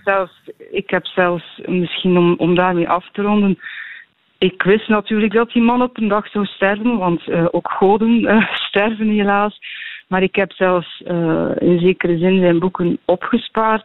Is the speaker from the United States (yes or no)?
no; Tielt, Flanders, Belgium; in Tielt, in West-Vlaanderen, in de streek waar ik opgroeide